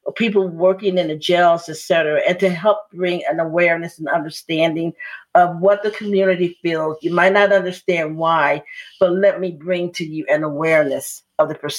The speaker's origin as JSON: {"language": "English", "town": "Chicago", "region": "Illinois", "country": "United States", "tie": "born or raised there", "said": "as I grew up in Chicago"}